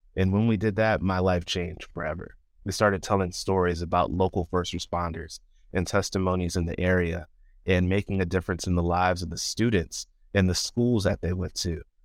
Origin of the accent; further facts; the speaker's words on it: Chesapeake Beach, Maryland, United States; moved away as an adult; also born or lived in College Park, Maryland; now in near Washington, D.C., United States; I am originally from Chesapeake Beach, Maryland. It's a fairly rural area. Um, I, I don't think it's the most rural, but it's definitely not suburban. Um, grew up there all my life